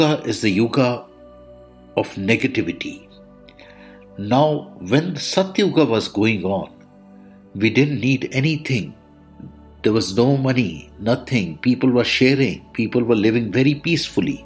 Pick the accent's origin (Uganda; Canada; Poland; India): India; I am the Indian monk